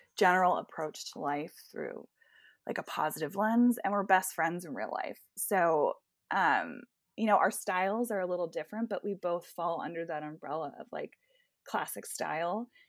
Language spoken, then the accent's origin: English; Bedminster, New Jersey, United States; I am from Bedminster, New Jersey, which is pretty much kind of golf and horse country